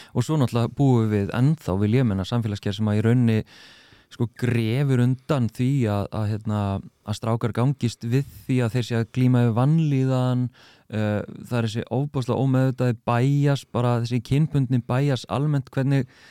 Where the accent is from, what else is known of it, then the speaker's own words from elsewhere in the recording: Reykjavík, Capital Region, Iceland; ég er úr Grafovögi